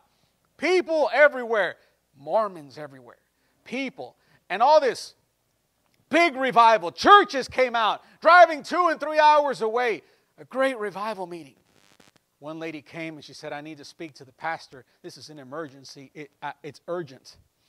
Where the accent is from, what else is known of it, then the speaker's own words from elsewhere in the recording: Chicago, Illinois, United States; I'm American, born and raised in the United States, in Illinois. Completely American, 100% American. And I'm Mexican too. And especially I'm Mexican because of my parents through being a Mexican descendant.